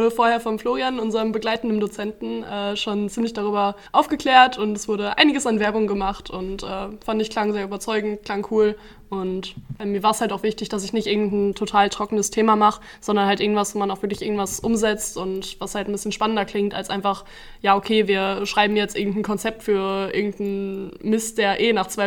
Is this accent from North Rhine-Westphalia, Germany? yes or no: yes; Bottrop, North Rhine-Westphalia, Germany; Ich komme aus Bottrop und arbeite für die Stadt Oberhausen.